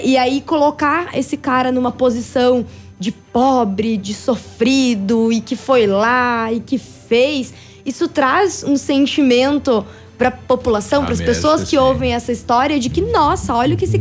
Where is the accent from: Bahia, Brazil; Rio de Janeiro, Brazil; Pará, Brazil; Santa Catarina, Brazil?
Santa Catarina, Brazil; Braço do Trombudo